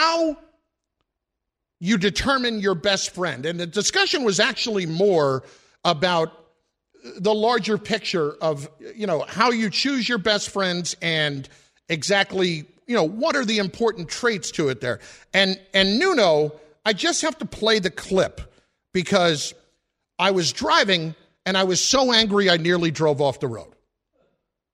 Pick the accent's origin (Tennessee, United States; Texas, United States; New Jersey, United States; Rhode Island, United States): New Jersey, United States; I grew up in New Jersey